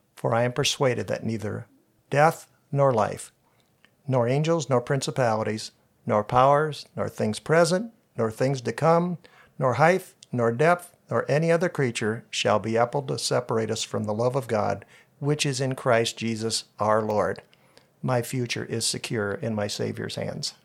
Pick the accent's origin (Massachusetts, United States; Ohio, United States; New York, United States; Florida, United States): Ohio, United States; New Washington; I grew up in a little farm town up in the northeast part of Crawford County called New Washington. It's near Bucyrus